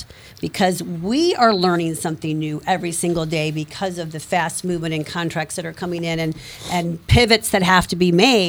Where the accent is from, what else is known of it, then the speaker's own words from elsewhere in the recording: Ferguson, Missouri, United States; I grew up in Ferguson.